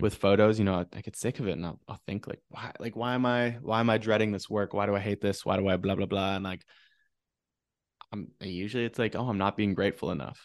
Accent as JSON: {"language": "English", "town": "Wausau", "region": "Wisconsin", "country": "United States", "tie": "born or raised there", "also_born_or_lived": "Madison, Wisconsin", "said": "growing up in Wisconsin, you know, my mom's a teacher"}